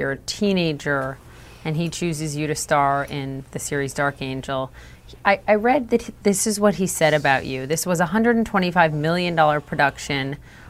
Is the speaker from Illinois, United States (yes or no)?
no; Minnesota, United States; I'm from Minnesota